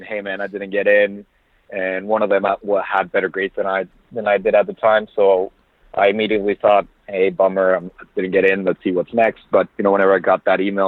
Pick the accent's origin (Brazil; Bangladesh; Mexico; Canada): Mexico; Monterrey, Nuevo León; English is a second language; now in United States; I was born originally in Monterrey, Mexico, so that's basically 3 hours south from Laredo